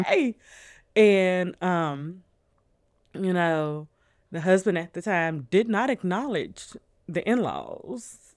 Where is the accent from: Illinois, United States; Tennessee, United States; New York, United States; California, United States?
Tennessee, United States; Nashville; also born or lived in New Orleans, Louisiana; we're all from Louisiana. Even though we grew up in Nashville